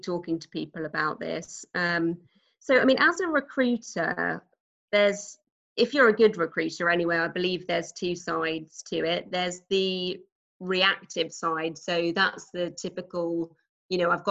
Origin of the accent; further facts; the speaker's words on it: Norwich, East of England, United Kingdom; moved away as an adult; now in Texas, United States; As you can probably tell from my accent, I'm not a native Texan. Yes. And so I actually come from quite a small city in the UK called Norwich.